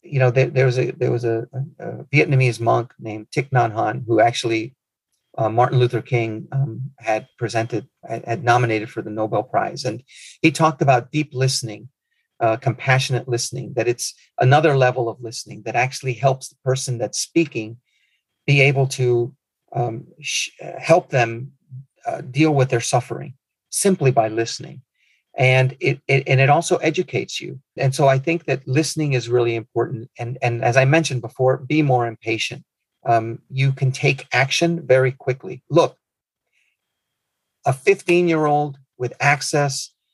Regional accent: Nicaragua; moved away; also born or lived in Midwest; my home country of Nicaragua

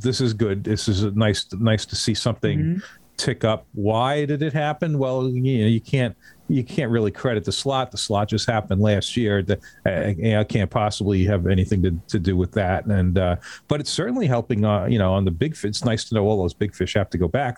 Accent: North Shore of Long Island, New York, United States; also born or lived in Pine Island, Florida; I grew up on the North Shore of Long Island

